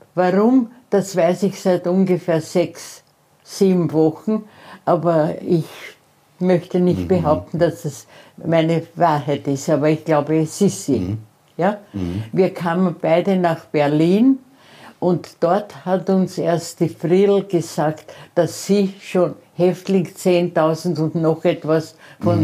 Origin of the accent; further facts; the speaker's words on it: Austria; ich bin Österreicherin